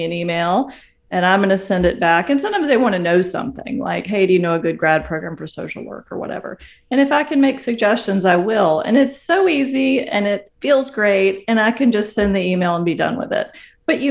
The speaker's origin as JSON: {"language": "English", "region": "South Carolina", "country": "United States", "also_born_or_lived": "Berkeley, California", "moved": "as an adult", "lives_now": "Virginia, United States", "said": "I live in Virginia. I'm from South Carolina."}